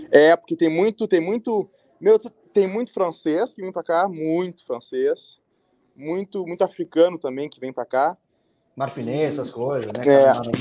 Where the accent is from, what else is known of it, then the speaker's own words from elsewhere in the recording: Montreal, Quebec, Canada; born there; also born or lived in Porto Alegre, Brazil; now in Trois-Rivières, Canada; Nasci em Montreal, fui para Porto Alegre, voltei para Montreal e daí vim para Trois Rivières.